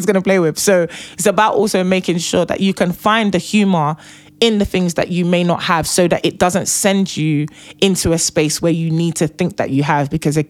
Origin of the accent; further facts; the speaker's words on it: Nigeria; I am Nigerian and I am the first daughter.